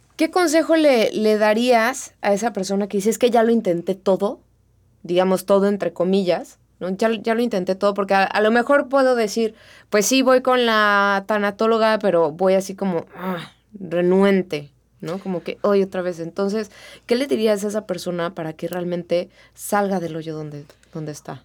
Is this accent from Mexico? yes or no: yes; Mexico; así somos los mexicanos